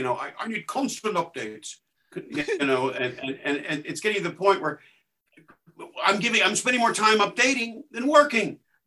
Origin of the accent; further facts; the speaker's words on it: Texas, United States; moved away as an adult; When I moved from Texas to go to school out here in the late 80s, I couldn't wrap my head around the answer machine.